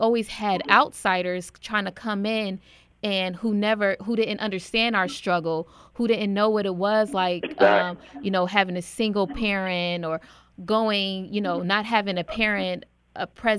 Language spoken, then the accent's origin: English; New Jersey, United States; I'm from New Jersey and I grew up in the inner city, you know, poverty and high crime rates